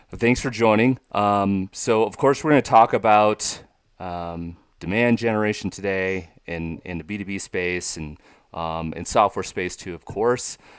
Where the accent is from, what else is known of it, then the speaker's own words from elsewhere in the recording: the Northwest, Pacific Northwest, United States; I grew up in the Northwest part of the country